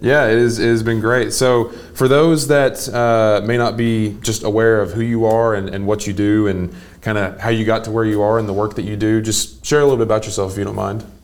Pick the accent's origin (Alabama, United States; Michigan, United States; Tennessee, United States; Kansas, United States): Tennessee, United States; Athens; now in Chattanooga, United States; I'm from about an hour up the road near Athens, Tennessee